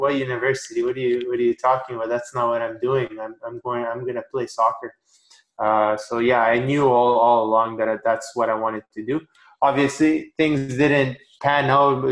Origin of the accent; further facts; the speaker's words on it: Canada; also born or lived in Romania; I was born in Romania. I moved to Canada when I was 3 years old